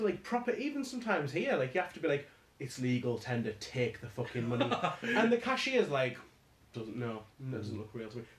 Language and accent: English; Carlisle, North West England, United Kingdom; so where are you from? And I was like, Carlisle.